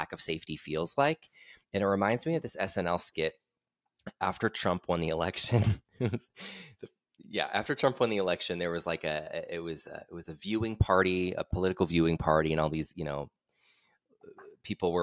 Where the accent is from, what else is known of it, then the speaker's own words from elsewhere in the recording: Aurora, Illinois, United States; moved away; I'm from right outside. I'm from Aurora